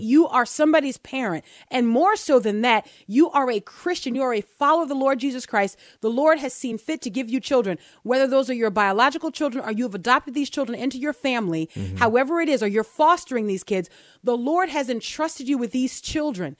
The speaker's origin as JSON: {"language": "English", "town": "New Orleans", "region": "Louisiana", "country": "United States", "tie": "born or raised there", "said": "Growing up in New Orleans"}